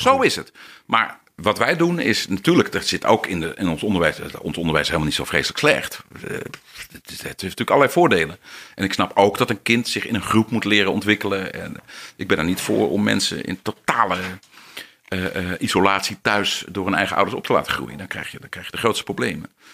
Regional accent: Netherlands; we Nederlanders

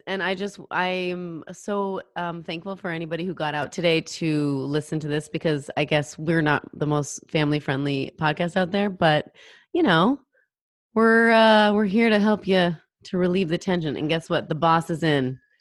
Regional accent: Pacific Northwest, United States; I'm from the Pacific Northwest, and Idaho is very close to where where I live, where I grew up

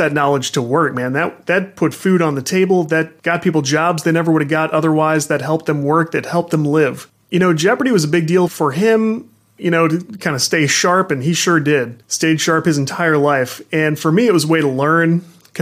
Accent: St. Louis, Missouri, United States; I am from the St. Louis region

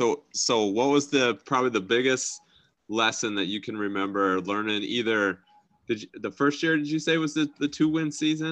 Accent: Algona, Iowa, United States; I'm from Algona originally

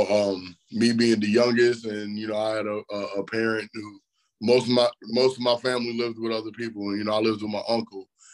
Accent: Chicago, Illinois, United States; moved away as an adult; also born or lived in Bolingbrook, Illinois; now in Davenport, United States; I grew up boxing in Chicago

